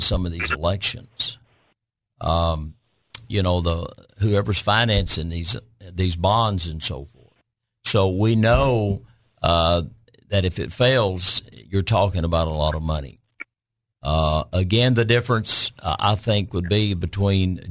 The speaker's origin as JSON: {"language": "English", "town": "Cabot", "region": "Arkansas", "country": "United States", "tie": "born or raised there", "said": "my hometown of Cabot"}